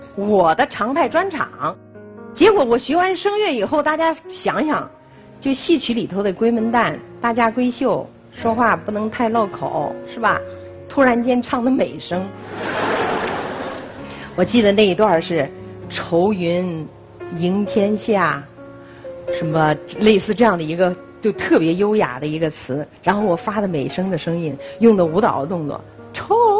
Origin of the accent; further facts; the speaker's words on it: Henan, China; 我河南人